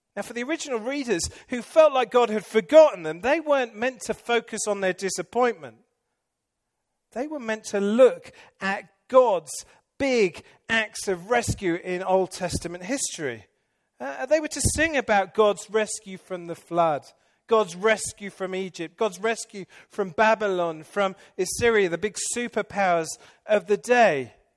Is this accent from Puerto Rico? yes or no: no; England, United Kingdom; moved away; I'm English